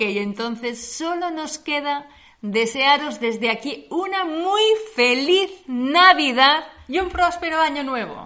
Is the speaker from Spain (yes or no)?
yes; Spain; moved away as an adult; now in Germany; Somos españolas, pero hace unos años que vivimos en Alemania